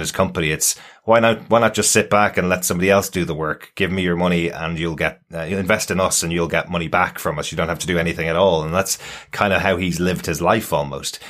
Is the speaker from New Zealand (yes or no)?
no; Ireland; being an Irish guy